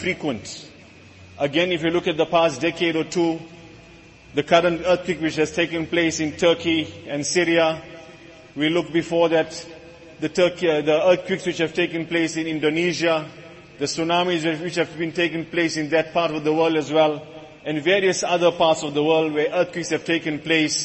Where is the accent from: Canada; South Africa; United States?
South Africa; us as South African Muslims